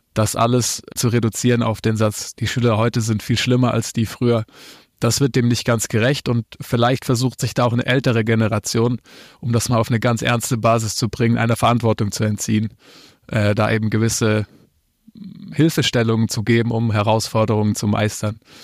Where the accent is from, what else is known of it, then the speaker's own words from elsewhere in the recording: near Reutlingen, Baden-Württemberg, Germany; moved away as an adult; now in Cologne, Germany; Ich bin, äh, aus Baden-Württemberg, geboren in, äh, einem kleinen Ort neben Reutlingen, so heißt die Stadt, und wohne jetzt in Köln